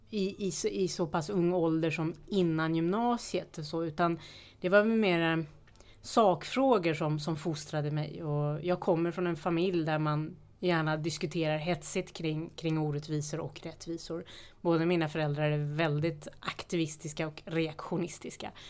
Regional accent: Sollentuna, Stockholm County, Sweden; Sollentuna, jag är uppvuxen

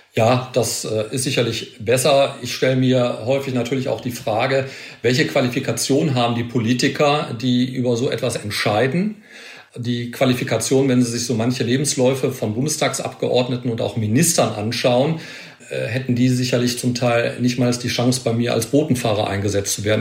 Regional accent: Ruhr area, North Rhine-Westphalia, Germany; hier aus meiner Heimat im Ruhrgebiet

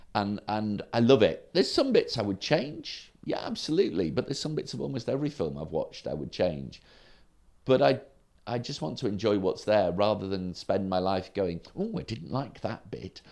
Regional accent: Sprotbrough, Yorkshire and the Humber, United Kingdom; also born or lived in Derby / Woodlands, North Doncaster; I, I grew up in Sprockborough

